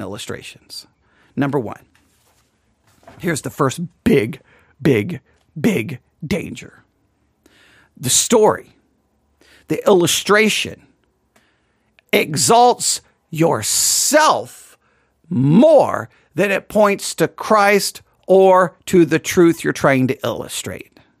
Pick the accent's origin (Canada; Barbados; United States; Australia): United States; West Texas; accent: West Texas; My West, my West Texas accent, I think, is coming through there.